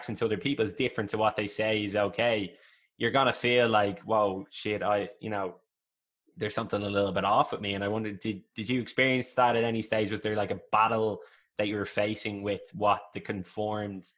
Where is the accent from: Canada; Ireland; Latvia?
Ireland; I'm from Ireland, obviously grew up in a Catholic household as well